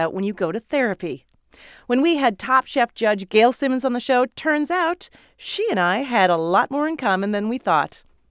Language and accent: English; Calgary, Alberta, Canada; Calgary, Alberta. Don't hold it against me.